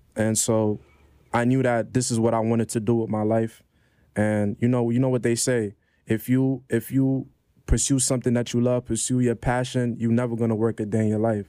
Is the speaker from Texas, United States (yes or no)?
no; New York City, New York, United States; also born or lived in Ontario, Canada / Grenada (parents); I came straight to Brownsville